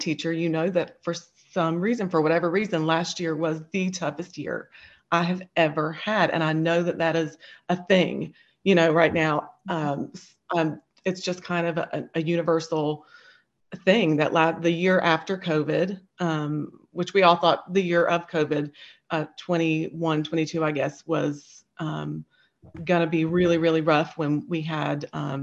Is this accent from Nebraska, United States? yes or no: no; Princeton, West Virginia, United States; I'm from Princeton, West Virginia, which is the very southernmost part of West Virginia.